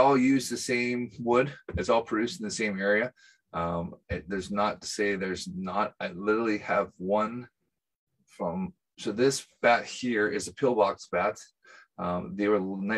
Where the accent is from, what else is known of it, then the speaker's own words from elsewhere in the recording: United Kingdom; being a British baseball player